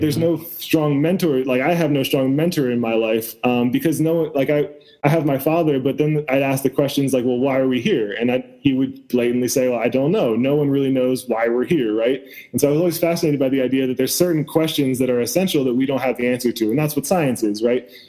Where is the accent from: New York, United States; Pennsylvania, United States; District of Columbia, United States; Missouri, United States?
Pennsylvania, United States; West Chester; I grew up outside of Philadelphia